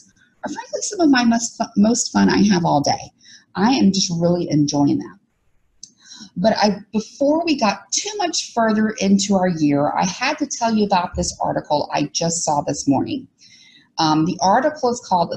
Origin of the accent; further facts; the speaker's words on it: Alabama, United States; that's what I was raised under in Alabama